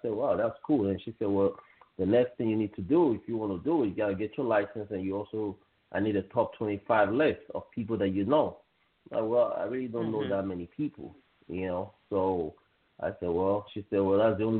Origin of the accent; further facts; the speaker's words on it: Nigeria; moved away as an adult; also born or lived in Canada; now in United States; I'm originally from West Africa, Nigeria. I left Nigeria when I was 18 years old, and I moved first to Canada, and then from Canada I came here to the United States